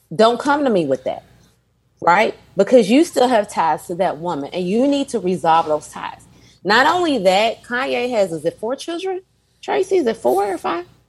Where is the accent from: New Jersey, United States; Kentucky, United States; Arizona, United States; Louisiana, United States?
Kentucky, United States; Louisville; my hometown of Louisville